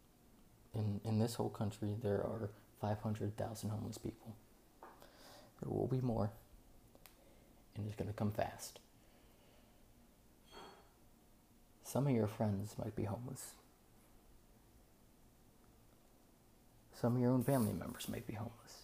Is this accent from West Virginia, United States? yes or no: yes; West Virginia, United States; now in Naples, United States; I come from West Virginia. It's a very, very poor state.